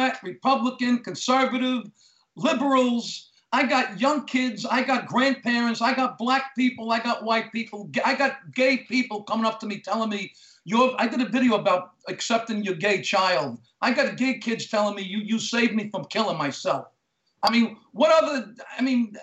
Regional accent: New York City, New York, United States; also born or lived in Staten Island; I grew up in Brooklyn

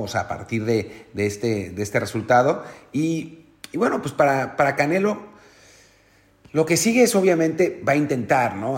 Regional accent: Mexico

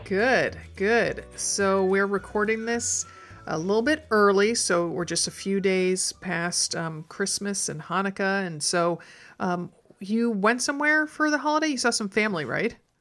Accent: outside New York City, United States; moved away; also born or lived in Connecticut; I grew up outside New York City

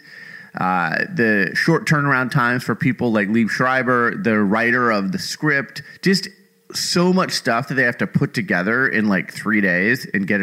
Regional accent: Phoenix, Arizona, United States; I grew up in Phoenix

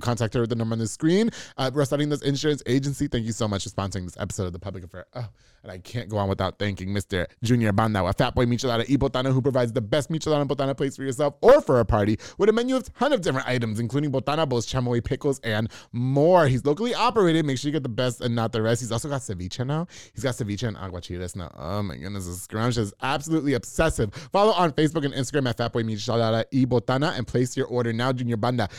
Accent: New York, United States; moved away; also born or lived in Florida; I'm from New York

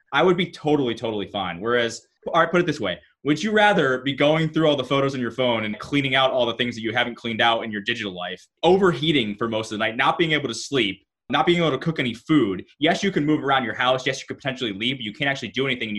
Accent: Southington, Connecticut, United States; It was in my hometown. It was near where I grew up

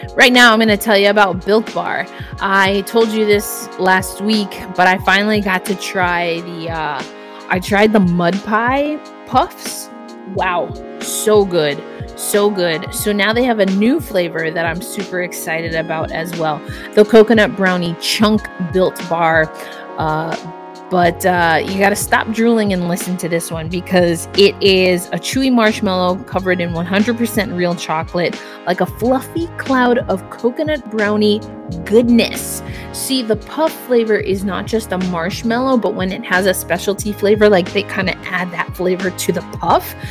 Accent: New York, United States; I can relate as a New Yorker myself. Uh, I grew up in the 90s

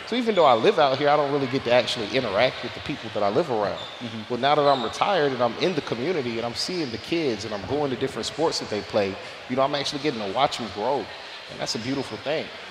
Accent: Florida, United States; I'm from Florida, guys. That is Florida jargon for fight.

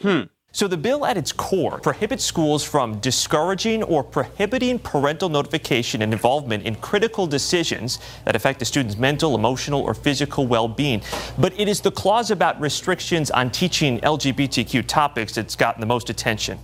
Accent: Orange County, California, United States; I grew up in Orange County, California, 20 minutes away from Disneyland.

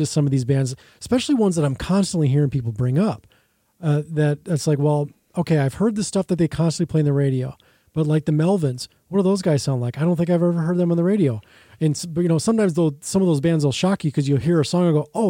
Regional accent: Burnsville, Minnesota, United States; Well, I was in Burnsville at the time. I grew up in Burnsville.

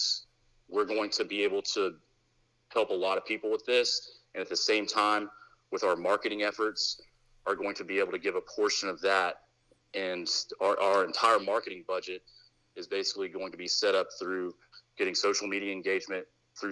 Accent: Little Rock, Arkansas, United States; now in Arizona, United States; I'm from Little Rock

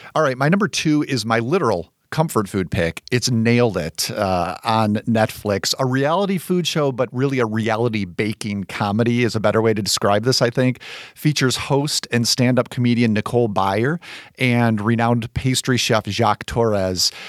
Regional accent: Chicago, Illinois, United States; as a Chicagoan

